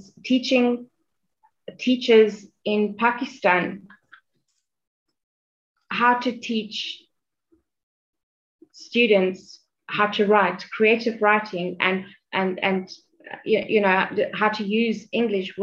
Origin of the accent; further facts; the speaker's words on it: Johannesburg, Gauteng, South Africa; I'm from South Africa, Johannesburg